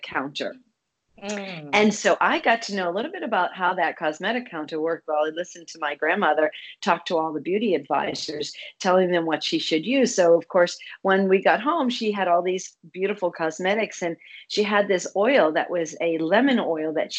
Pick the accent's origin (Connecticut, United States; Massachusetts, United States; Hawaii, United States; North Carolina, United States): Massachusetts, United States; Boston; I'm from Boston area.